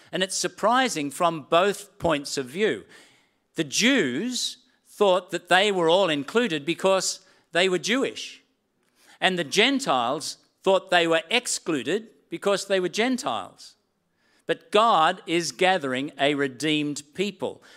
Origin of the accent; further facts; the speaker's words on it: Sydney, New South Wales, Australia; accent: Australian; moved away as an adult; also born or lived in Gilgandra / New Zealand; I'd grown up all my life in Sydney